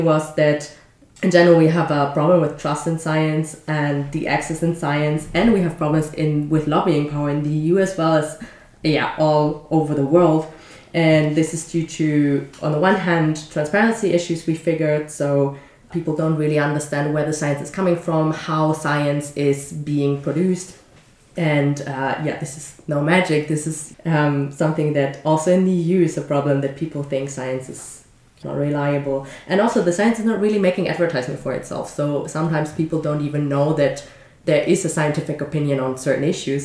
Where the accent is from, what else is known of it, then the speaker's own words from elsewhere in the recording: Germany; moved away; I'm from Germany